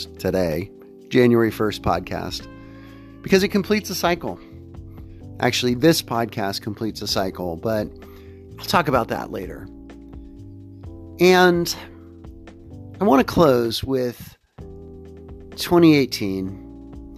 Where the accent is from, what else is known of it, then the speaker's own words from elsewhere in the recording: Central Time Zone, United States; moved away; I grew up in the Central Time Zone